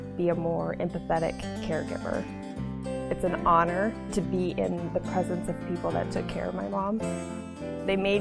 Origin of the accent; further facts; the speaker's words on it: Hastings, Nebraska, United States; I was born and raised here in Hastings, Nebraska